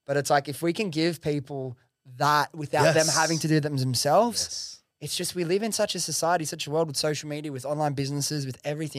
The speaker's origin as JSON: {"language": "English", "town": "Prestons", "region": "New South Wales", "country": "Australia", "tie": "born or raised there", "said": "Dude, I grew up in fucking Western Sydney. I grew up in Preston's, bro."}